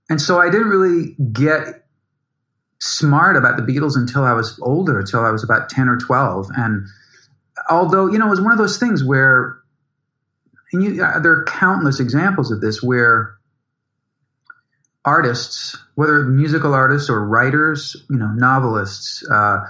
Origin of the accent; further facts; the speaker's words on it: Chicago, Illinois, United States; I grew up in Chicago